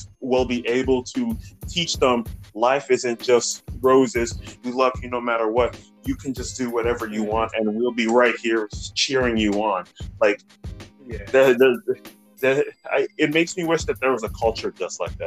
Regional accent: Nigeria; growing up in Nigeria

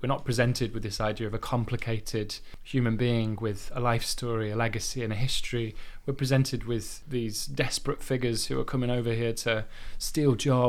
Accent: Yorkshire and the Humber, United Kingdom; I've heard this conversation 1,000 times, like, you know, just growing up in Yorkshire, this like just this absolute and utter like point blank ignorance.

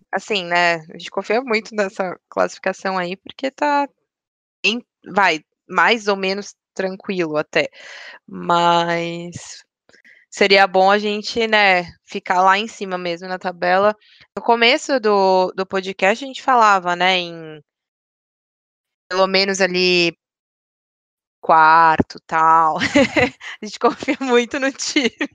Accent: São Paulo, Brazil; eu sou de São Paulo, dois, eu moro bem perto do estádio mesmo

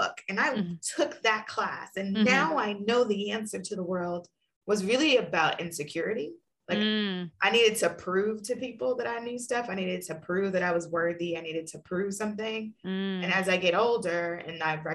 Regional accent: New York City, New York, United States; moved away as an adult; also born or lived in Bard College, New York / Boston / Ohio; growing up in New York City

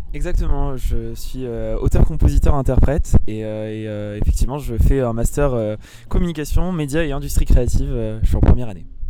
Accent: Provence-Alpes-Côte d'Azur, France; là d'où je viens. Generosetta en pro provençal veut dire générosité. Et, du coup, elle parle de la Provence

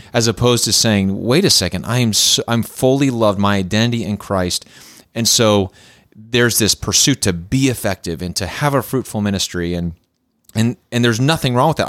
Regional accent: Clarks Summit, Pennsylvania, United States; moved away as an adult; also born or lived in the South (US); I grew up in Clark Summit, Pennsylvania

